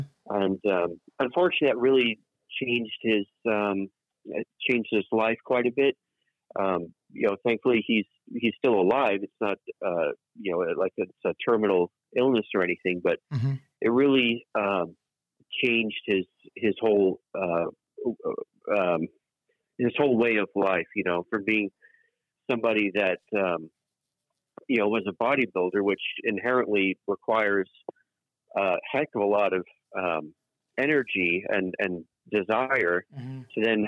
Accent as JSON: {"language": "English", "region": "England", "country": "United Kingdom", "tie": "born there", "said": "So as we've now established, we are, I am English born, 100% English blood. And in England, it's very common for houses to have names as their official address."}